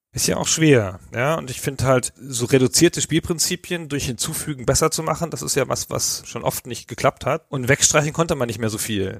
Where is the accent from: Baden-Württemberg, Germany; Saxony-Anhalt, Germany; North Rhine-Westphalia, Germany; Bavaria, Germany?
Baden-Württemberg, Germany; Karlsruhe; ich komme aus Karlsruhe